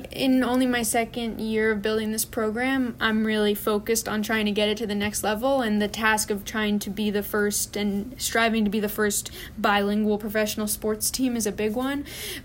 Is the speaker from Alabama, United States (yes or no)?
no; California, United States; also born or lived in Florida; Really unique, and I never had that growing up in California or in Florida.